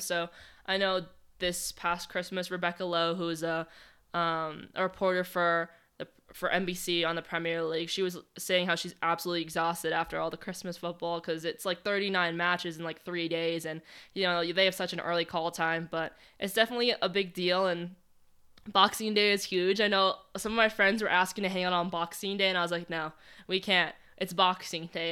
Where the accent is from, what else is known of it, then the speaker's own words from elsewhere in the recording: Boston Marathon course town, Massachusetts, United States; moved away; the course goes right through my hometown